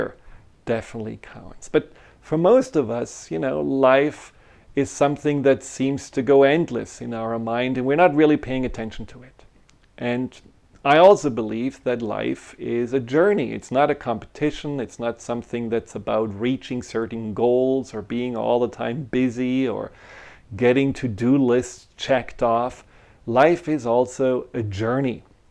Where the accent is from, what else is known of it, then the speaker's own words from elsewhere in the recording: Germany; moved away; I grew up in Germany